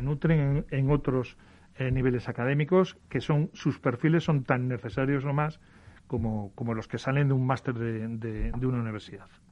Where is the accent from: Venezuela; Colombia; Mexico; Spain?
Spain; Galicia; soy gallego